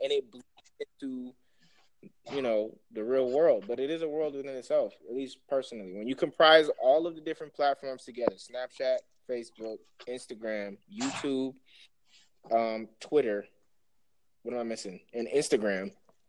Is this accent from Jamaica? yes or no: yes; Jamaica; you definitely know off rip I'm from Jamaica